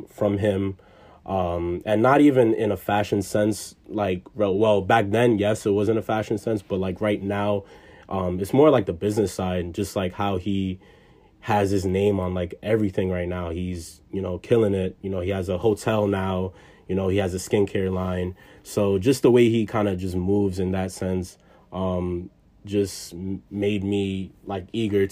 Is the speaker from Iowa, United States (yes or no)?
no; New York City, New York, United States; I'm from the Bronx. I grew up, born and raised. So yeah, from the Bronx, New York